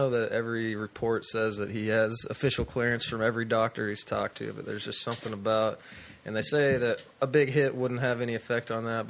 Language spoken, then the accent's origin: English; Wichita, Kansas, United States; from the Midwest, so born in Wichita.